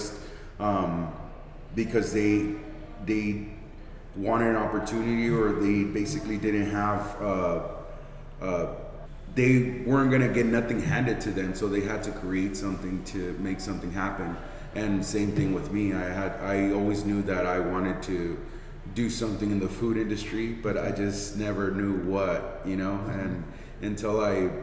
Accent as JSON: {"language": "English", "town": "Santa Barbara", "region": "California", "country": "United States", "tie": "born or raised there", "said": "I grew up on the lower west side of Santa Barbara, Rancheria and Montecito Street"}